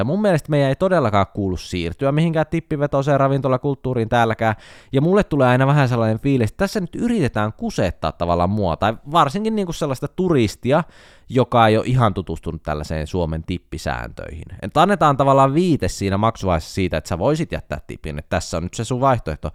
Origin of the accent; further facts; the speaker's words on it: Jyväskylä, Central Finland, Finland; On kotoisin Jyväskylästä, meillä päin ei tarvi kysyä, että puhutellaanko etunimellä.